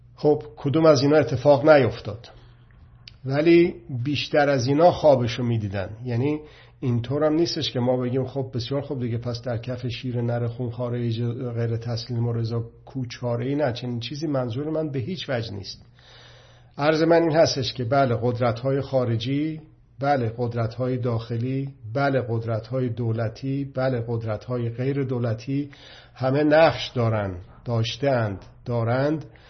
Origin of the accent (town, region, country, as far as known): Iran